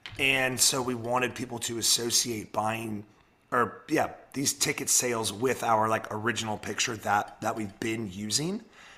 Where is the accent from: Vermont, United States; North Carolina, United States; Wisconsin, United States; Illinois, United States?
North Carolina, United States; Charlotte; also born or lived in Washington, D.C.; now in Charleston, United States; I was born in George Washington Hospital, lived there until I was 7, until I moved to Charlotte. So I guess Craig is right. I'm technically from DC.